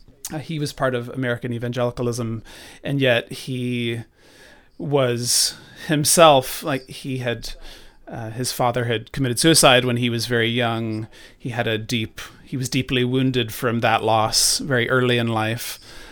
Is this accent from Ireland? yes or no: yes; Ireland; born there; I was born in Ireland, and when they were, you know, here, spreading sort of evangelicalism to, you know, Catholics here in Ireland